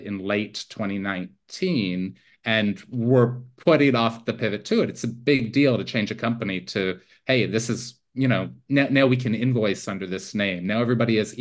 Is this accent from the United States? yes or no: no; near Toronto, Ontario, Canada; moved away as an adult; I'm Canadian originally. I grew up near Toronto.